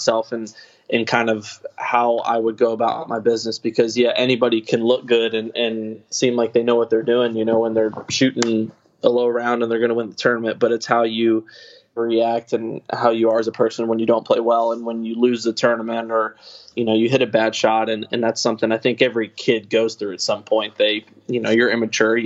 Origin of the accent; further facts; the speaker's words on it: Kentucky, United States; growing up in Kentucky